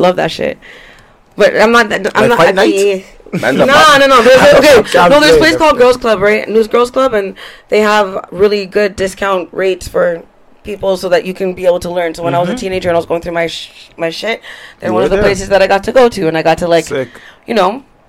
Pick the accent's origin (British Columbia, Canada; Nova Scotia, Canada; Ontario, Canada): Ontario, Canada; Toronto; also born or lived in Ajax; The T.O. One of a kind. Okay, I live by Vaughn in Oakland. That's where I was repping.